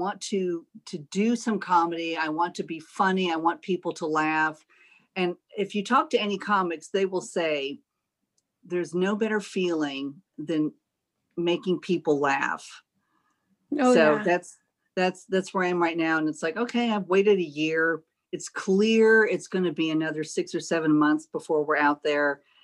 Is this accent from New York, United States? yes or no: no; Austin, Texas, United States; now in Greenville, United States; Originally, I'm from Austin, Texas.